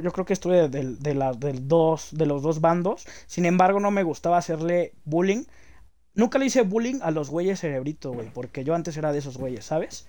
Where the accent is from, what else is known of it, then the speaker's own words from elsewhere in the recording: Mexico City, Mexico; also born or lived in Jardín Balbuena, Mexico City; crecí en Aragón, güey. Aragón, es una zona marginal, güey, está al ladito de Catepec